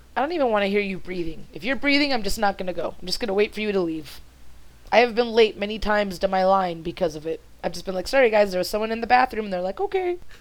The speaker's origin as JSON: {"language": "English", "country": "Mexico", "first_language": "Spanish", "second_language": "English", "said": "being a uh, Spanish speaking Mexican that at some point in time I will struggle very, very much with speaking proper English"}